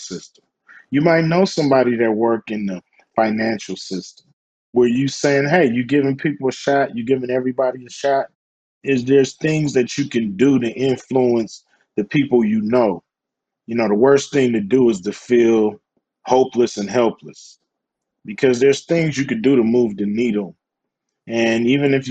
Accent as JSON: {"language": "English", "town": "Los Angeles", "region": "California", "country": "United States", "tie": "born or raised there", "said": "I grew up in South Central Los Angeles"}